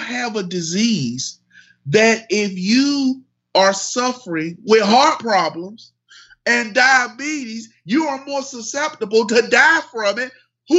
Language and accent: English; the South, United States; I'm from the South.